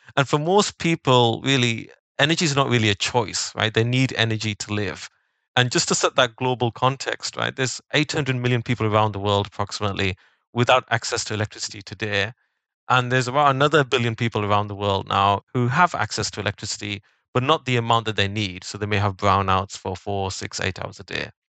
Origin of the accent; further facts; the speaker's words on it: the north of England, United Kingdom; I grew up in Northern England